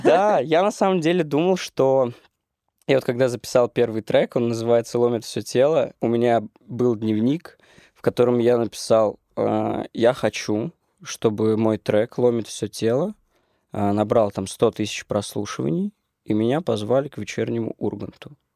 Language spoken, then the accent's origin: Russian; Orenburg, Orenburg Oblast, Russia; moved away as an adult; now in Moscow, Russia; Я из Оренбурга